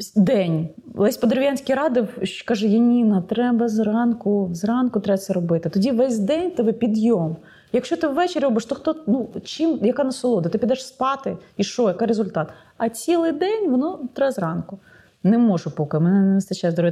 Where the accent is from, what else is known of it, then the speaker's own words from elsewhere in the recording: Ukraine; я з України